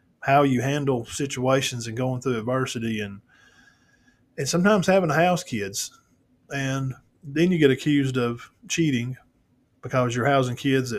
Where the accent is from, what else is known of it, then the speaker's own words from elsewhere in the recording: Cedar Bluff, Alabama, United States; my hometown guys over there